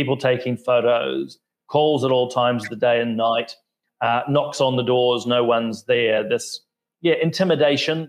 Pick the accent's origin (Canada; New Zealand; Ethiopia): New Zealand; as a Kiwi politician